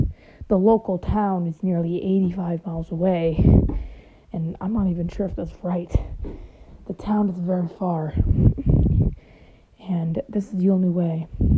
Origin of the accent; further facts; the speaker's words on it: Michigan, United States; now in Indianapolis, United States; Now, I've lived in Michigan for most of my life, but then I moved to Indiana.